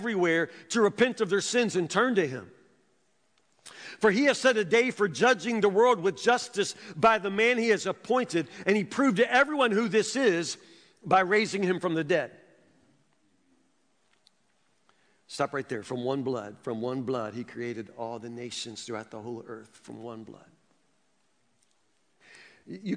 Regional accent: Woodburn, Kentucky, United States; also born or lived in Louisville, Kentucky; I grew up in the South

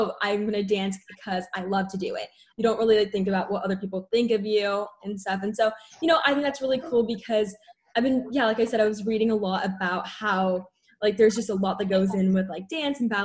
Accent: San Diego, California, United States; I grew up in San Diego, obviously. I still live here.

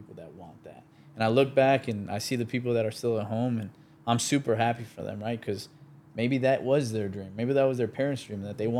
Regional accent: Chicago, Illinois, United States; we grew up in, we're from Chicago, and then we grew up, we moved out to the southwest suburbs.

